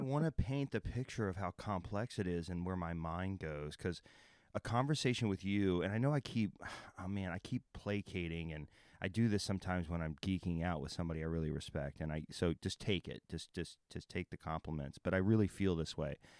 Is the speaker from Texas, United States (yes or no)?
yes; Texas, United States; also born or lived in Oklahoma; I'm from Texas and Oklahoma